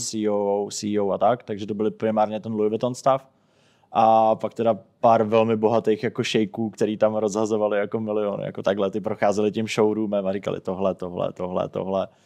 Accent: Czechia; jsem byl jako nejenom jako jediný Čech

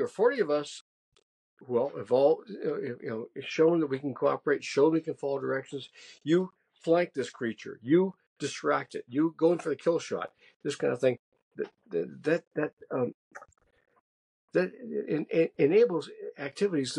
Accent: Massachusetts, United States; I'm from Massachusetts. My people have been there for centuries.

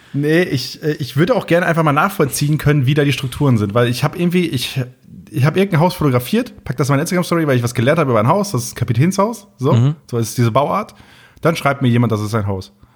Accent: Möhlenwarf, Lower Saxony, Germany; accent: Plattdeutsch; now in Munich, Germany; ich komme ja aus Möhlenwaff, gebürtig, so heißt das Dörfchen

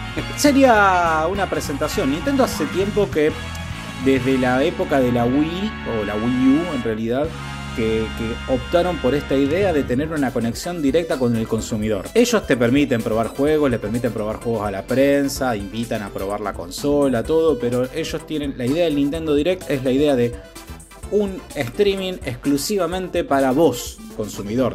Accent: Casilda, Santa Fe, Argentina; now in Rosario, Argentina; nací en Casilda, vivo en Rosario

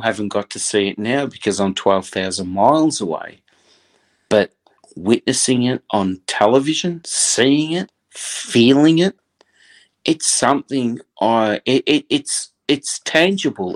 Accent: Australia; As an Australian that grew up

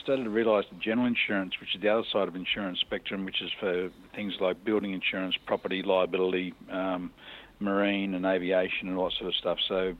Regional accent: Newcastle, New South Wales, Australia; I born and bred in Newcastle, as my family has been the last number of generations.

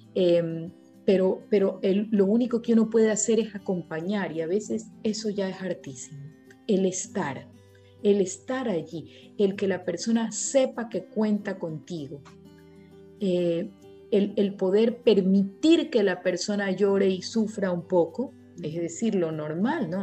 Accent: Ecuador; also born or lived in Guayaquil; en mi país

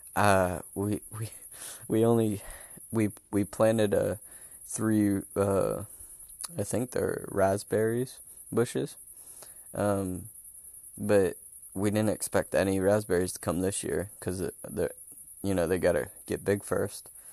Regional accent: North Carolina, Alaska, United States; moved away as an adult; now in Germany; I was born and raised in North Carolina, and then grew grew up and went to high school in Alaska

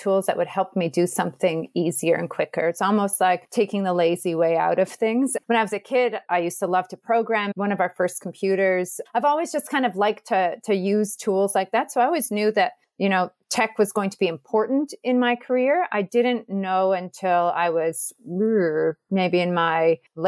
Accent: Edmonton, Alberta, Canada; now in Auckland, New Zealand; I grew up in Edmonton

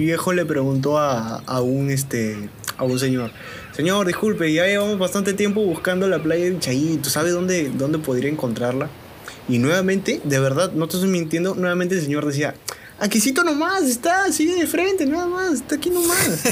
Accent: Piura, Peru

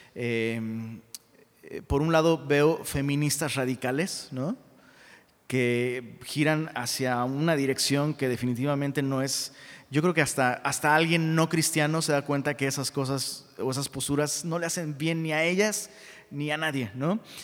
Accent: Taxco, Guerrero, Mexico; mi abuela era eh, maestra de una escuela en Tasco, de donde soy originario

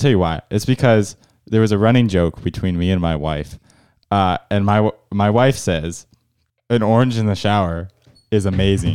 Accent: Indiana, United States; moved away; I'm from Indiana originally

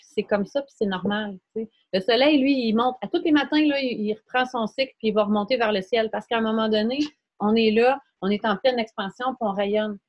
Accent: Quebec, Canada; dans mon patelin, là où j'étais née

